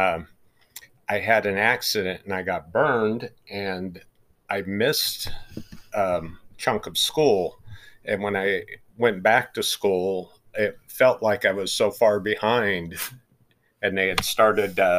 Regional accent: Grass Valley, California, United States; now in Roseville, United States; I grew up close to Grass Valley

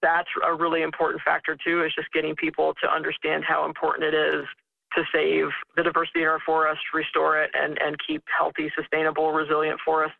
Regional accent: Hinton, West Virginia, United States; moved away as an adult; also born or lived in Madison, New Jersey / Pennsylvania; I grew up in the Southern Appalachians

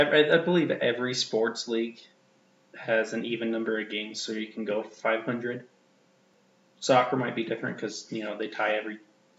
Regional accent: United States; As being an American

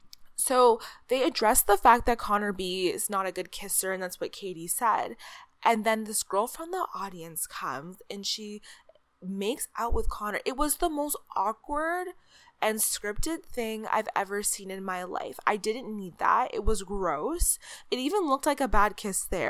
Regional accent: Canada; as a Canadian

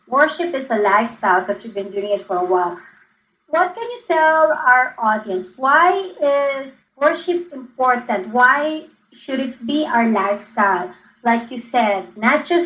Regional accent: Philippines; I'm from the Philippines

